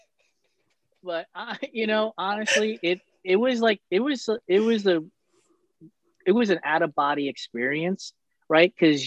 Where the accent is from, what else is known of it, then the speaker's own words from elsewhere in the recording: New York City, New York, United States; As a kid growing up in New York and in and around New York City